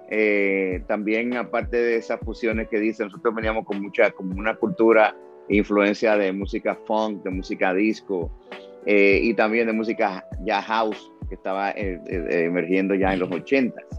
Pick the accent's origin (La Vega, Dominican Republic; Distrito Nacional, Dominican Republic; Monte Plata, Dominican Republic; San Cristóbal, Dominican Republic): Distrito Nacional, Dominican Republic; Santo Domingo; Sí, nací en Santo Domingo